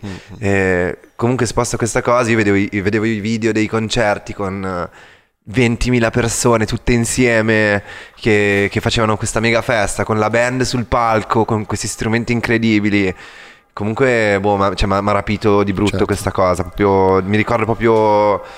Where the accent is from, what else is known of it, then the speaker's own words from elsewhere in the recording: Milan, Lombardy, Italy; moved away as an adult; also born or lived in London; sono cresciuto a Milano